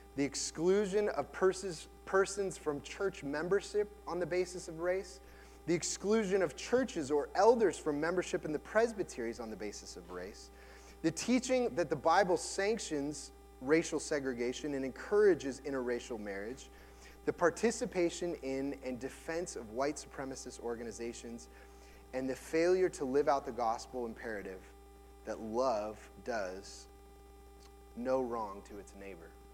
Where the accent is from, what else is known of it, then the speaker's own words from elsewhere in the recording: United States; as a white man growing up in America